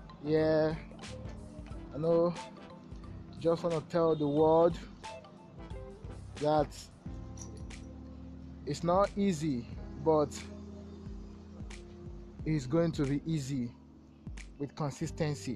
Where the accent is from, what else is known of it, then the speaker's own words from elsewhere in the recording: Lagos, Nigeria; I'm an entrepreneur from Lagos, Nigeria